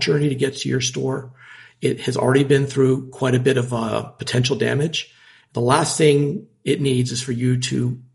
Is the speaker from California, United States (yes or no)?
no; Washington, District of Columbia, United States; Growing up in Washington, D.C., we had access to wonderful French food and international food